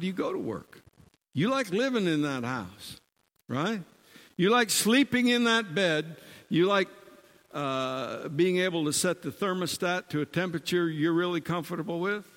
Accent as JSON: {"language": "English", "region": "Michigan", "country": "United States", "tie": "born or raised there", "also_born_or_lived": "Arizona", "moved": "yes", "said": "I was born in the Midwest of America in Michigan"}